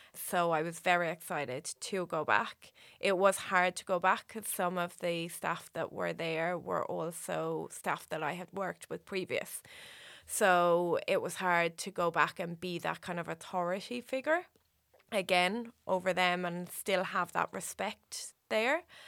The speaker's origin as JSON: {"language": "English", "town": "Waterford", "region": "Munster", "country": "Ireland", "moved": "as an adult", "lives_now": "Australia", "said": "I'm from Waterford, Waterford City"}